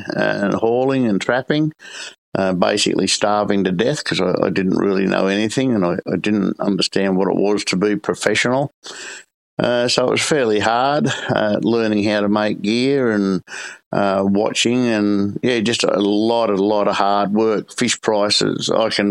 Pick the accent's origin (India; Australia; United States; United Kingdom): Australia; Sydney, New South Wales; now in Coffs Harbour, Australia; Born and bred in Sydney, lived on the Port Hacking River